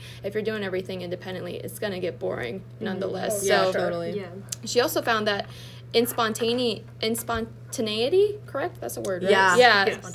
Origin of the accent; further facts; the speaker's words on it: Erie, Pennsylvania, United States; moved away; I'm originally from Erie, Pennsylvania